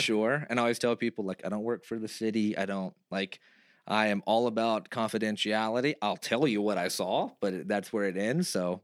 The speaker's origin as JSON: {"language": "English", "region": "Texas", "country": "United States", "moved": "yes", "said": "I'm from Texas"}